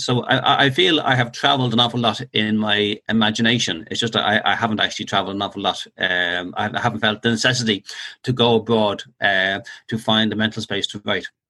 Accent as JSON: {"language": "English", "town": "Dublin", "region": "Leinster", "country": "Ireland", "tie": "born or raised there"}